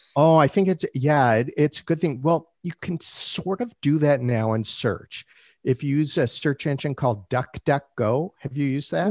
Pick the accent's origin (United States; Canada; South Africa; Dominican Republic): Canada; I'm Canadian